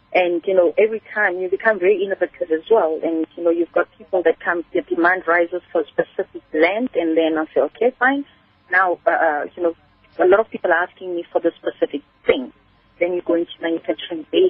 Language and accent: English; Kimberley, Northern Cape, South Africa; moved away; I come from Kimberley originally. I'm not from Gauteng.